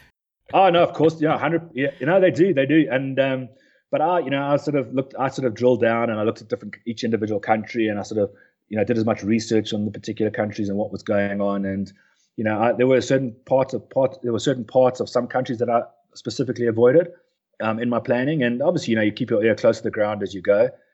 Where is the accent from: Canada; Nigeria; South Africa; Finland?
South Africa; Durban, KwaZulu-Natal; also born or lived in Cape Town; I was born just outside the, the city of Durban